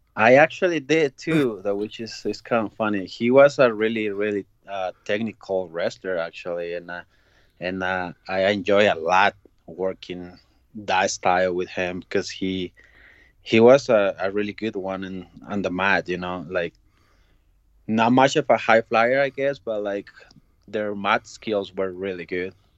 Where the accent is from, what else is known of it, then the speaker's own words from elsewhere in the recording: Ciudad Juárez, Chihuahua, Mexico; I was growing up in Mexico in uh, Juarez, is uh, that's uh, border town with uh, with El Paso.